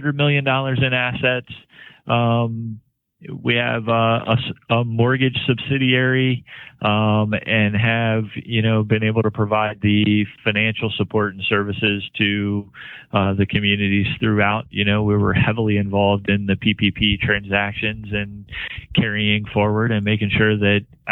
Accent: Washington County, Maryland, United States; I grew up in Washington County and went to Frostburg State University, and, you know, I've been a lifelong Marylander

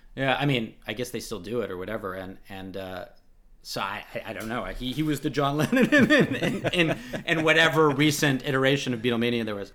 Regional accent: Los Angeles, California, United States; I'm from Los Angeles

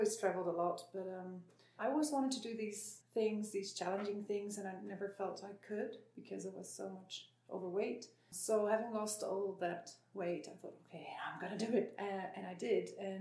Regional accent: Netherlands; moved away; I'm from Holland.

